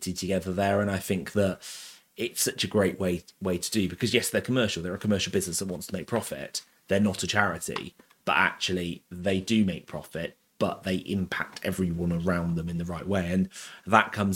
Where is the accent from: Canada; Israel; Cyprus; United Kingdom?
United Kingdom; Abingdon, South East England; I was brought up in Abingdon. I went to school in Abingdon.